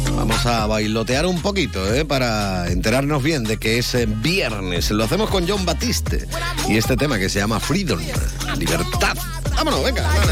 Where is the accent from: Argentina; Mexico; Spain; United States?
Spain; Andalusia; soy andaluz